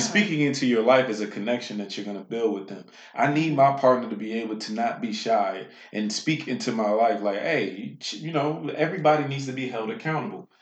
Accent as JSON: {"language": "English", "town": "Washington", "region": "District of Columbia", "country": "United States", "tie": "born or raised there", "said": "a man born and raised in Washington, D.C."}